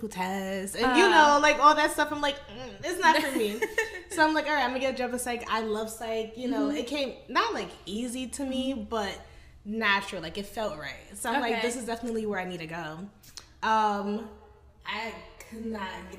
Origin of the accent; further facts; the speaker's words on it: New York, United States; moved away as an adult; now in Reading, United States; I came from New York